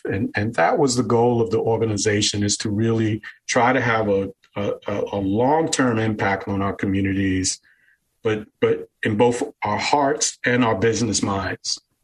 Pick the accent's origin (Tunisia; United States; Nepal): United States; New York City, New York; moved away as an adult; also born or lived in New Jersey; now in Florida, United States; Originally, I was born and raised in Brooklyn, New York